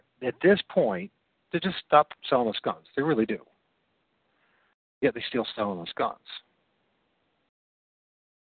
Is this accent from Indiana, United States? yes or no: no; Toledo, Ohio, United States; I'm from Toledo, Ohio